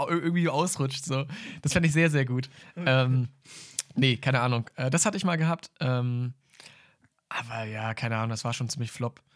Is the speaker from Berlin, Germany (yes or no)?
no; Münster, North Rhine-Westphalia, Germany; bei uns in Münster